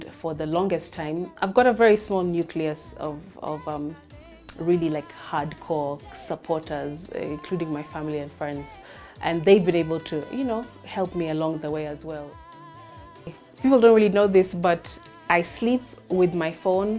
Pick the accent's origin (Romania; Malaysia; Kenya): Kenya; Mombasa, Mombasa County; I'm from Mombasa, that's been my culture, that's how I've grown up.